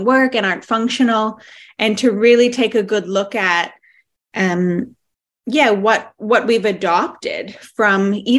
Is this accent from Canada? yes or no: yes; Canada; now in Western Australia, Australia; I'm Canadian born